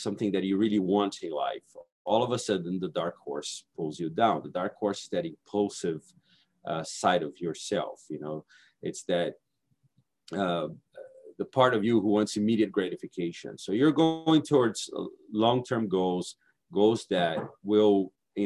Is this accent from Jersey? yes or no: no; Brazil; English is a second language; moved away as an adult; also born or lived in Hawaii; now in United States; I'm originally from Brazil. I came to Hawaii to get my master's degree